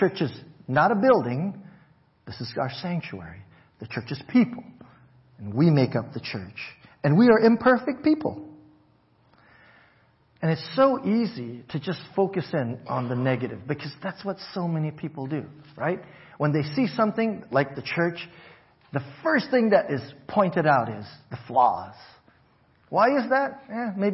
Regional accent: Hawaii, United States; growing up in Hawaii

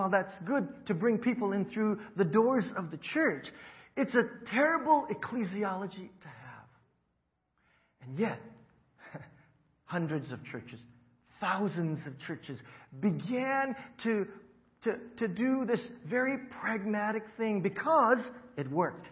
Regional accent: Hawaii, United States; moved away as an adult; I grew up in Hawaii

